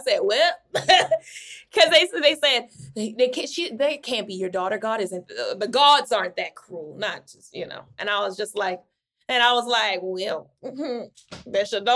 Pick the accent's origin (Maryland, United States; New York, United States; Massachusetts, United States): Maryland, United States; Baltimore; I'm from Baltimore